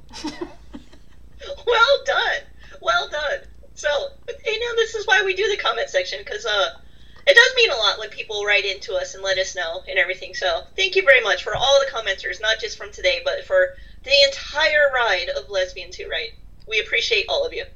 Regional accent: California, United States; also born or lived in Ireland; now in Massachusetts, United States; I grew up in California

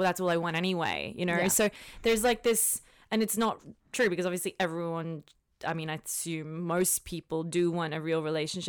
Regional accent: Australia; also born or lived in London, United Kingdom; I came from Australia, but I've worked in London as well.

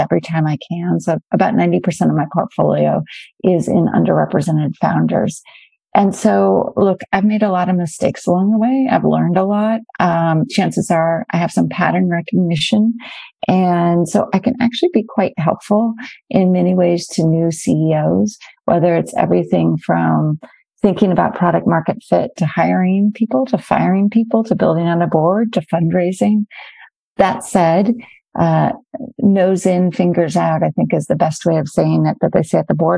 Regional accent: Arizona, United States; I grew up in Arizona, the oldest of three girls

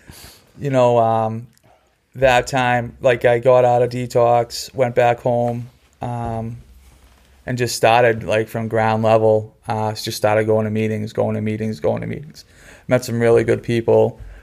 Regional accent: Hanson, Massachusetts, United States; also born or lived in Quincy, Massachusetts, United States / Kingston, Massachusetts, United States; I grew up in Hanson on a dirt road

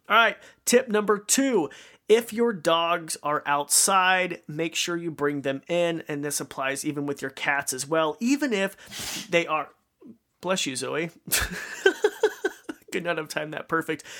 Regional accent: Marsing, Idaho, United States; my hometown of Marcin, Idaho.

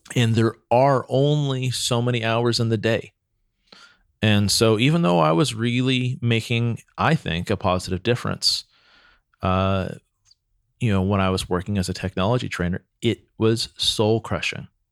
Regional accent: Santa Cruz, California, United States; I grew up in Santa Cruz, which is a pretty free spirited town

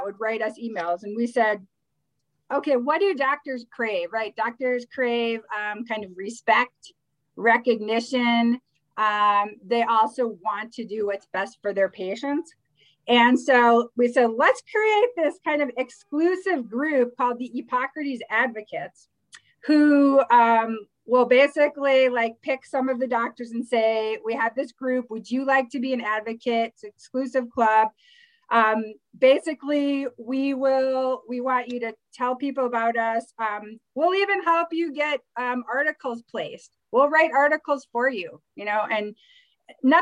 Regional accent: Midwest, United States; I'm from the Midwest

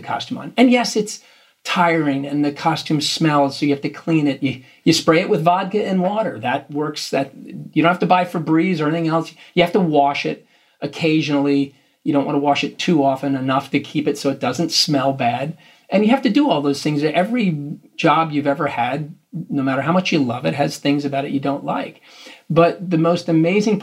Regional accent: Philadelphia, Pennsylvania, United States; we're from Philadelphia, so we live in the shadow of the Big Apple

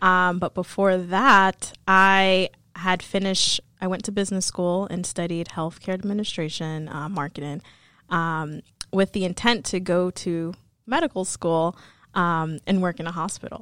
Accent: New York City, New York, United States; moved away; also born or lived in Atlanta, Georgia; I grew up in New York City, um, specifically the Boogie Down Bronx

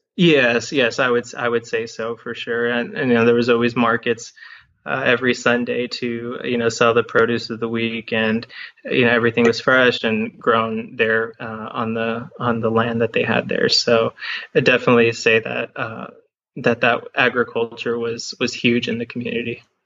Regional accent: Harlingen, Texas, United States; moved away as an adult; also born or lived in Evanston, Illinois / Austin, Texas; my hometown is Harlingen, and uh, that's in the lower valley of Texas. I grew up there

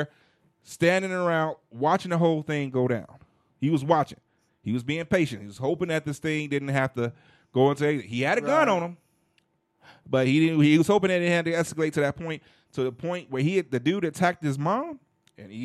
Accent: Chicago, Illinois, United States; now in Denver, United States; I'm from Chicago

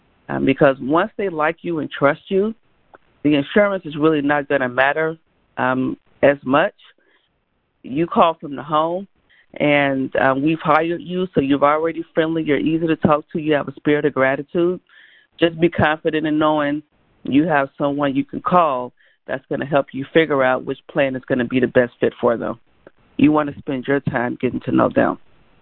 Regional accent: Gary, Indiana, United States; I grew up in Gary, Indiana.

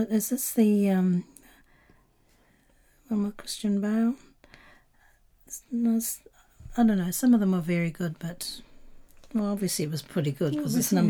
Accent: New Zealand; it was filmed in my hometown, New Zealand

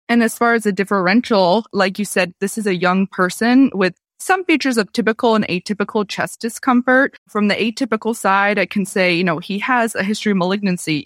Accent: Florida, United States; moved away as an adult; also born or lived in Seattle, United States; now in San Diego, United States; Grew up in Florida and did my medical training there

